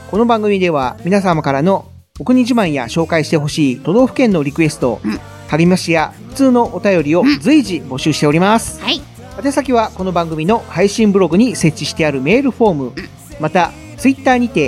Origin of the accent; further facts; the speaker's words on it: Kansai, Japan; エセちゃうで俺関西人やで